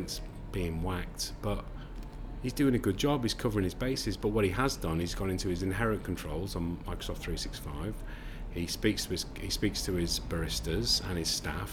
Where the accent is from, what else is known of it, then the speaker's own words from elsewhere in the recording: Manchester, North West England, United Kingdom; I'm from Manchester